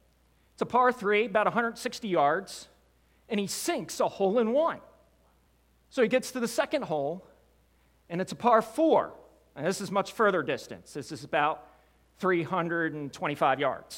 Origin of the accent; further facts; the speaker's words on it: Wilmington, Delaware, United States; I grew up in Wilmington, Delaware